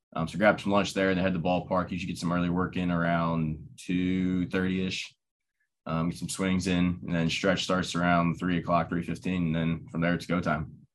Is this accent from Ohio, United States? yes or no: yes; Dublin, Ohio, United States; I grew up in Dublin, Ohio, right down the road